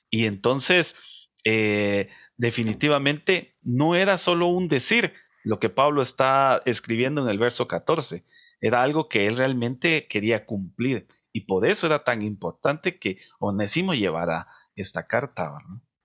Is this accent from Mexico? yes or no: no; Guatemala; nosotros somos de una sociedad de, eh, guatemalteca